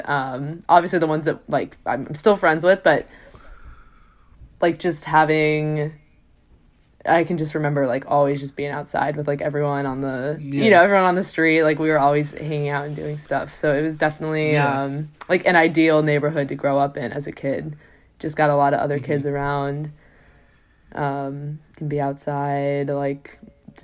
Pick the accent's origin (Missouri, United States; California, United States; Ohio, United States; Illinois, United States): Illinois, United States; West Chicago; also born or lived in South Elgin; I grew up in West Chicago